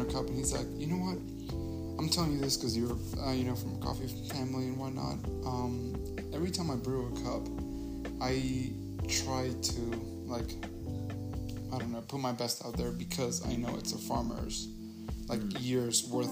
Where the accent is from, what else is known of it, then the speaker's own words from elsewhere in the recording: Honduras; moved away; I'm from Honduras